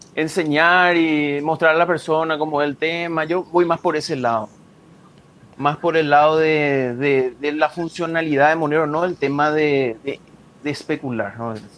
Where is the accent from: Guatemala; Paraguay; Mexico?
Paraguay; Yo soy de Paraguay.